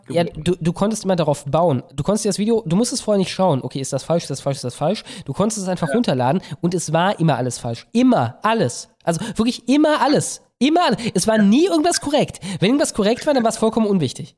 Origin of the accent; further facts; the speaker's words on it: West Germany, Germany; Ich komme aus Westdeutschland und das ist halt eine andere Kiste.